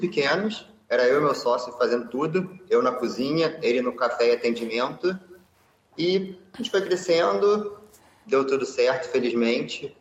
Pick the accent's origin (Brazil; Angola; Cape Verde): Brazil; Rio de Janeiro; accent: carioca; moved away as an adult; now in Lisbon, Portugal; sou brasileiro do Rio de Janeiro.